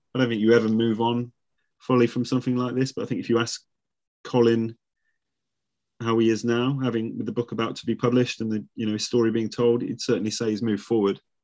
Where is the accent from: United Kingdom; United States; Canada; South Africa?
United Kingdom; Nuneaton, West Midlands; moved away; I'm from the same town. I'm from Nuneaton.